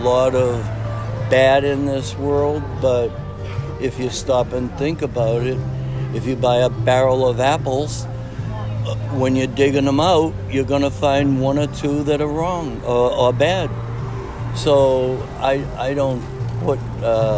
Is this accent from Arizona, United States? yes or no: no; Cambridge, Massachusetts, United States; I come from Cambridge. It's a very historical, it's very diverse area